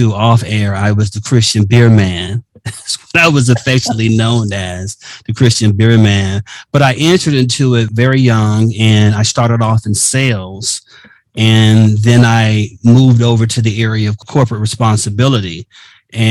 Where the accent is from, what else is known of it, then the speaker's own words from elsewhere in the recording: Miami, Florida, United States; I was living in Miami at the time, my hometown